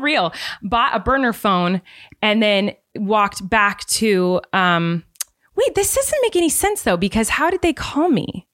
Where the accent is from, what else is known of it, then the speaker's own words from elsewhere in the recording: California, United States; from California